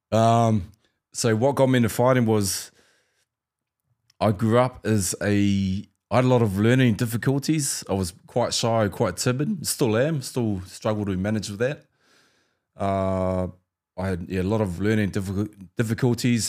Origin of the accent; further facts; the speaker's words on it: New Zealand; growing up in New Zealand